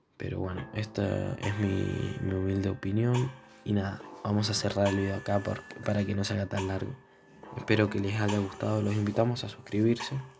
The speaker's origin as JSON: {"language": "Spanish", "country": "Argentina", "said": "somos de Argentina"}